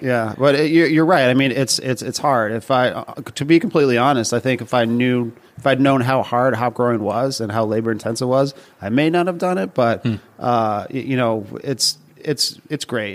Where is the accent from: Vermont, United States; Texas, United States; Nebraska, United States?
Vermont, United States; also born or lived in Boston; now in New York, United States; I'm originally from Vermont